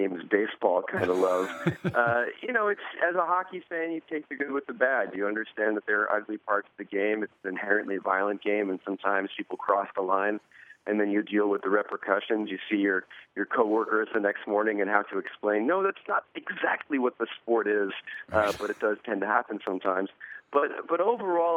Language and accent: English; New Jersey, United States; growing up in New Jersey